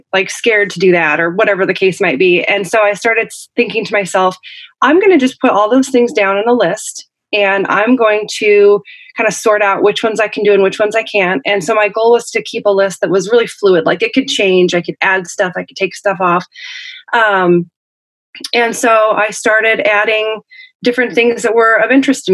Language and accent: English; Oregon, United States; moved away as an adult; also born or lived in Canada / Syracuse, New York; I'm from Oregon originally. I was born on the East Coast in Canada. My dad is from upstate New York, and my mom is Canadian. And I was born out there. And then when I was little, I moved out to Oregon and grew up there.